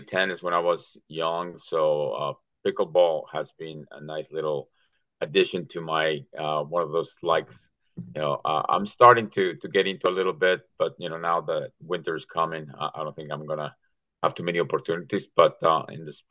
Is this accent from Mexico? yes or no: yes; Mexico; English is a second language; moved away as an adult; also born or lived in Maryland; now in Perrysburg, United States; I grew up in Mexico. My first, 19 years of my life was in between Mexico City and Querétaro